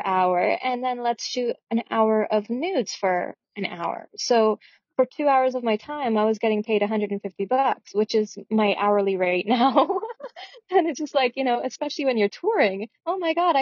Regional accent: Toronto, Ontario, Canada; moved away as an adult; also born or lived in Ottawa; now in Victoria, Canada; I grew up in Toronto, and that's where I started my modeling career

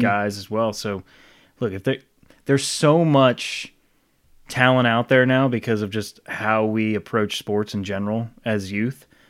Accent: Rhode Island, United States; I grew up in Rhode Island

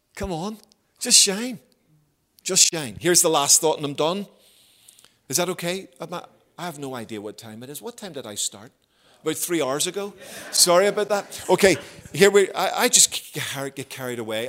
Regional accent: Belfast, Northern Ireland, United Kingdom; moved away as an adult; also born or lived in Havercroft; I grew up in Belfast

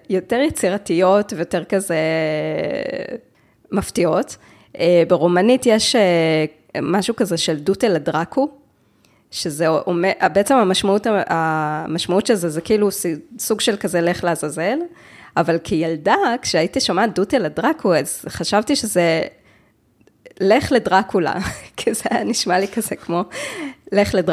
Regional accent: Jerusalem, Jerusalem District, Israel; אני בירושלים, אני עובדת בירושלים, אה, ואת, וההורים שלי גם גרים בירושלים, אני גדלתי בירושלים.

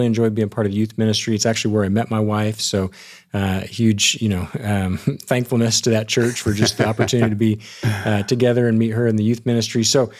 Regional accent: Dallas, Texas, United States; also born or lived in Ohio; So I was born in Ohio, but we moved down to Texas when I was pretty young and to the Dallas area. So since about the age of three, the Dallas-Fort Worth area has been home, always a little bit north of Dallas.

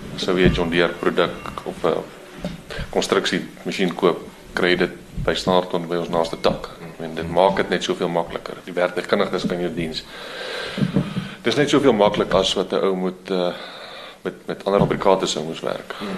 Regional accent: Vrede, Free State, South Africa; also born or lived in Standerton; Ja, ons is in maar hierdie geweste gebore. Ehm hier op Standerton naby ons. Dit is een van ons dorpe. Ons gebruik eintlik Vrede as ons dorp. Ons was daar op skool ook geweest. So ons is hier groot geword

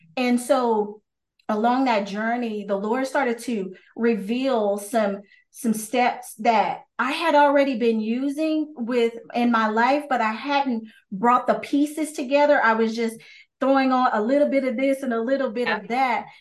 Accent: Texas, United States; I'm from Texas

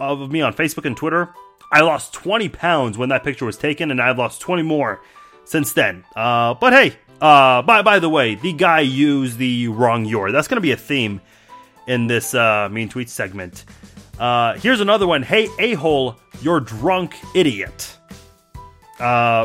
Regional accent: Iran; I'm from Iran, not Iraq

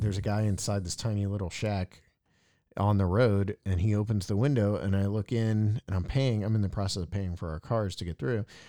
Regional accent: East Coast, United States; I'm from the East Coast too

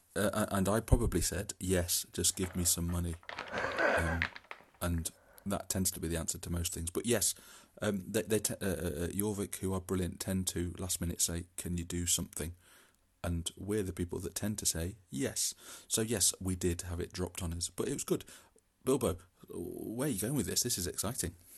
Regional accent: East Midlands, United Kingdom; also born or lived in Derby; I'm from the Midlands.

